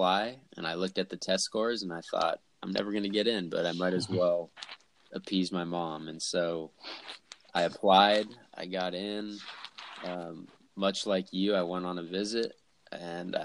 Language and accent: English; Davis, California, United States; I grew up in California as well, Davis